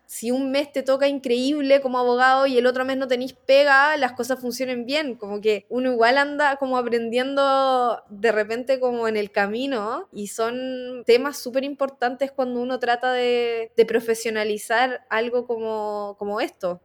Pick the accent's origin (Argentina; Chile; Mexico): Chile; La Serena, Coquimbo; moved away as an adult; now in Santiago, Chile; yo nací en La Serena, estudié en el Colegio La Serena, estudié en la Universidad Católica del Norte, que queda en Coquimbo, a media hora de mi casa